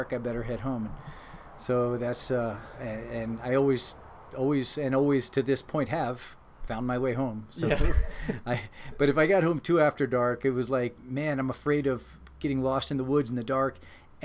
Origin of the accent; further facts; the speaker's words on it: Laurel, Maryland, United States; Is where I spent most of my childhood